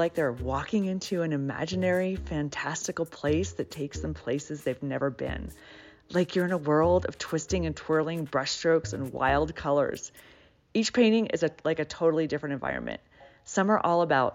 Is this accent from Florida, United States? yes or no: no; Atlanta, Georgia, United States; moved away as an adult; I grew up in Atlanta and then left for about 18 years, moving around the country and abroad in different cities, but ultimately decided to come back